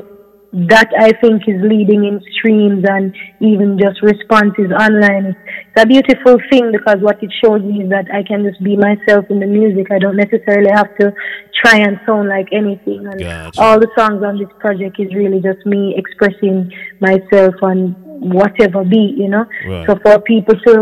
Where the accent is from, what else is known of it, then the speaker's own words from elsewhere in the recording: Jamaica; I'm a Jamaican doing music